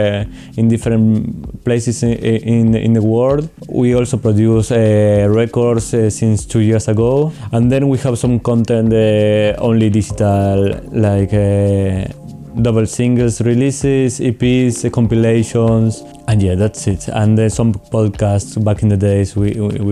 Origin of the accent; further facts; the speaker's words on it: Argentina; now in Portugal; I'm from Argentina, based in Portugal right now.